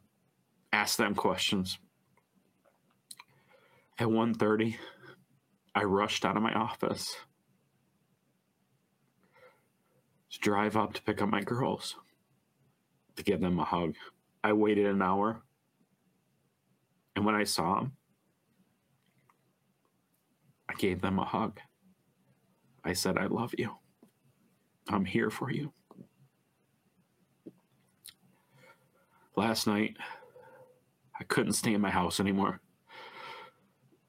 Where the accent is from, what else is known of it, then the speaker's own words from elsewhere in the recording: Oxford, Michigan, United States; Being born and raised in Oxford, 40 plus years now